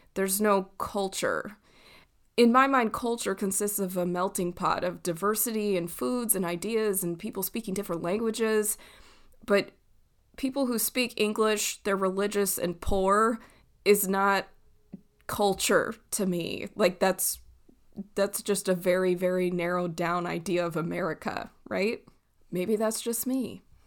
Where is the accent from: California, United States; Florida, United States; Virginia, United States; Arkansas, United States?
California, United States; Southern; moved away; I grew up in Southern California